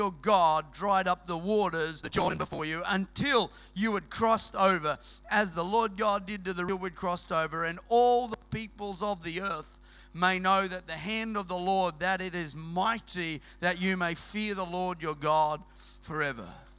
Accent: Queensland, Australia; moved away; we're from Queensland originally

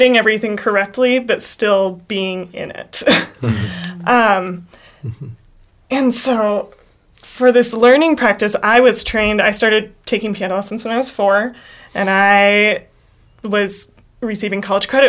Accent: Minnesota, United States; I'm a Minnesotan.

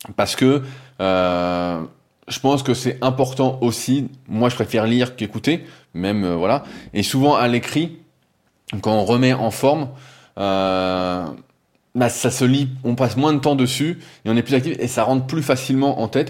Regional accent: France; accent: French; j'ai l'accent français

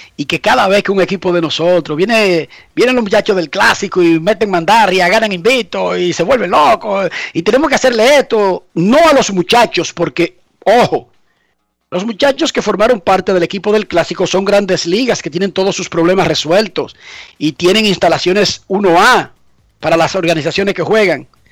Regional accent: Dominican Republic

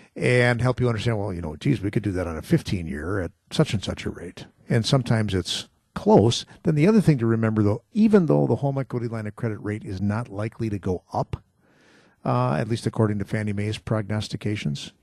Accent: Muskego, Wisconsin, United States; Muskego, my hometown

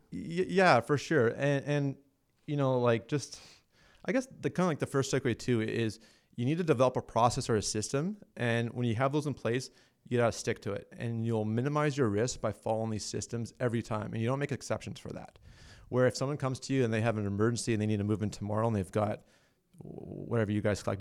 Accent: Alberta, Canada; I'm from Alberta

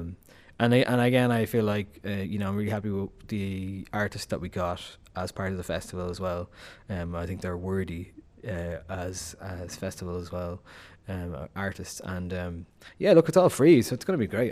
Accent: Dublin, Leinster, Ireland; I'm from Dublin, I'm supposed to hate Cork

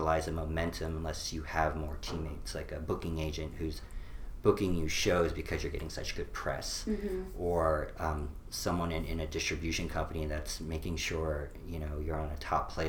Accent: New York, United States; also born or lived in Boulder, Colorado / San Francisco; now in Austin, United States; she is from New York, and that's where I originally was from

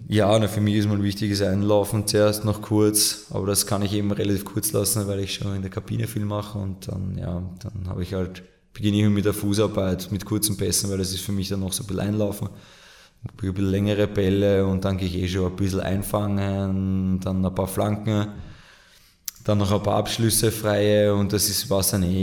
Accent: Mödling District, Lower Austria, Austria; in meiner Heimat im Bezirk Mödling

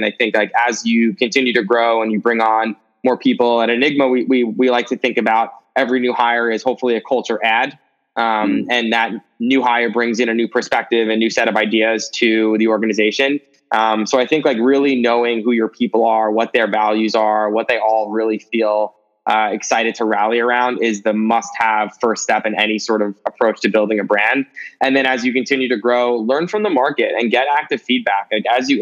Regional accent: New York City, New York, United States; I grew up in New York City my entire life

